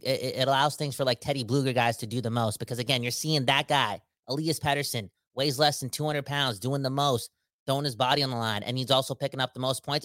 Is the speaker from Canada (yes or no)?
yes; Surrey, British Columbia, Canada; I'm from Surrey